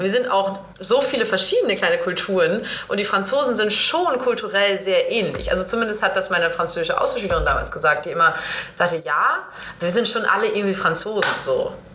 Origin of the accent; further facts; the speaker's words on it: Northern Germany, Germany; ich bin Norddeutsche